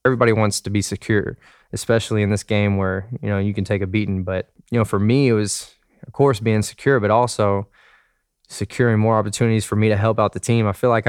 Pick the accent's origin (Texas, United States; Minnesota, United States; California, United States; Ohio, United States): Texas, United States; Dallas; I was from Dallas.